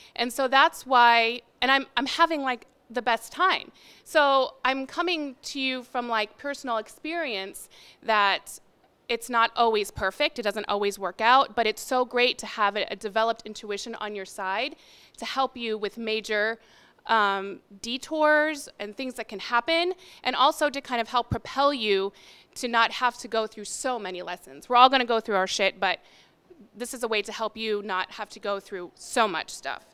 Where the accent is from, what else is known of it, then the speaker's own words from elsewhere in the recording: Arizona, United States; So I come from Arizona, and we don't have any, like, amazing, delicious food